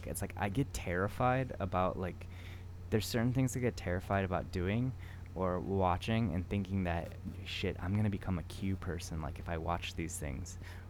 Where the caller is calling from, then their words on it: Tokyo, Japan; I'm calling from Tokyo.